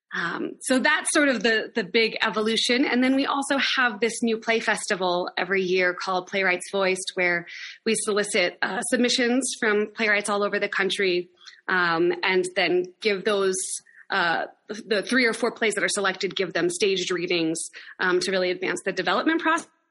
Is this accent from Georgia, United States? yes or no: no; Laramie, Wyoming, United States; also born or lived in Sacramento, California; my hometown, and I wanted to move home anyway. So I returned to Laramie after two years away and started the company